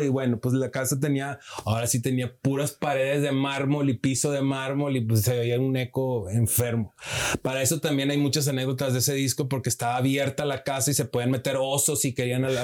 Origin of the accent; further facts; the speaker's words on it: Monterrey, Nuevo León, Mexico; moved away; Soy regio italiano, mi padre es italiano.